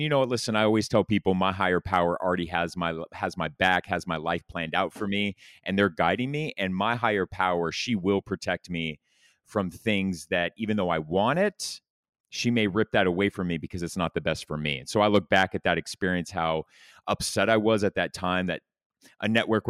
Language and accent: English; Laguna Beach, California, United States; So I grew up in Orange County, California, Laguna Beach. I grew up as a little rich kid in a really nice house.